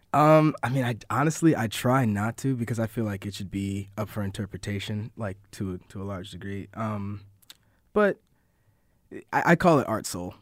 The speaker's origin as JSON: {"language": "English", "town": "Syracuse", "region": "New York", "country": "United States", "tie": "born or raised there", "said": "I was born in Syracuse, and, uh, I went to J D High School for two years"}